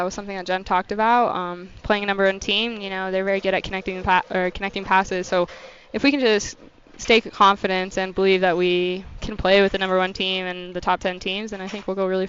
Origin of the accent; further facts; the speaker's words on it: Colorado, United States; moved away; We grew up together in Colorado.